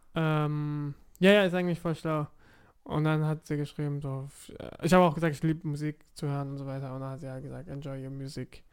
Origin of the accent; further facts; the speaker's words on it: Offenburg, Baden-Württemberg, Germany; also born or lived in Karlsruhe; ich bin in Offenburg aufgewachsen, elf Jahre dort, und dann bin ich nach Karlsruhe gezogen